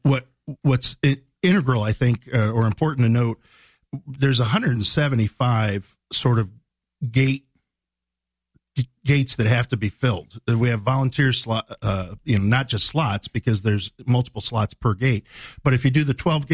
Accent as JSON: {"language": "English", "region": "Illinois Valley", "country": "United States", "tie": "born or raised there", "said": "Greg and I grew up in the same part of the world. And I don't think at the time when we were growing up in the Illinois Valley"}